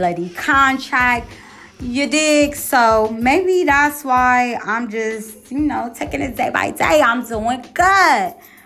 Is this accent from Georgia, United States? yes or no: no; Columbus, Ohio, United States; I'm from Columbus, Ohio.